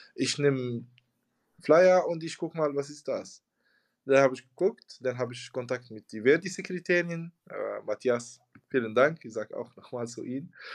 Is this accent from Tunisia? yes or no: yes; Tunisia; German is a second language; moved away as an adult; also born or lived in Hamburg, Germany; now in Germany; ich komme aus Tunesien. Ich bin seit äh, seit sechs Jahren, seit 2016 hier